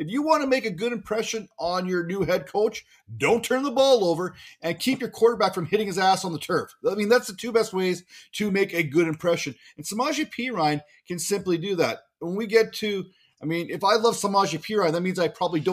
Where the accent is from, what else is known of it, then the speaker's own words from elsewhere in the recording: Canada; I'm Canadian